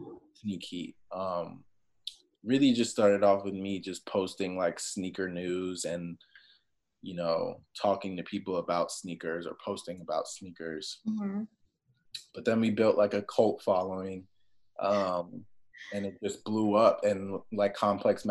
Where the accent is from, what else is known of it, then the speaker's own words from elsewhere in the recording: Maryland, United States; I grew up in Maryland in the middle of nowhere